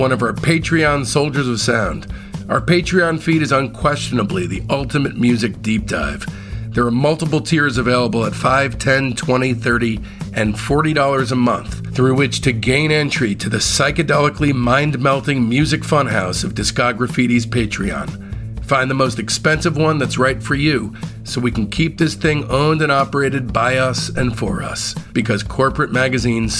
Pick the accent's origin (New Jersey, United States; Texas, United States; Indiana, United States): New Jersey, United States; Livingston; my hometown of Livingston, New Jersey